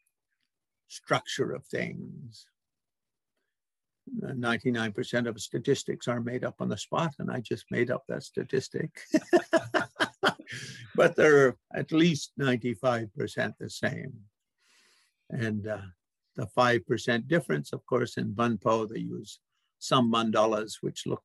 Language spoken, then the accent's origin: English; Canada; we Canadians say codification